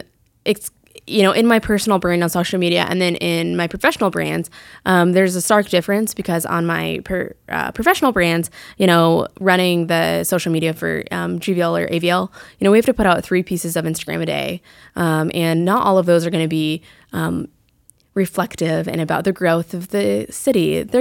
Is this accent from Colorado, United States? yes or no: yes; Fort Collins, Colorado, United States; moved away as an adult; also born or lived in Flagstaff, Arizona; now in Greenville, United States; I moved back to go to Colorado State University in Fort Collins, where I'm from.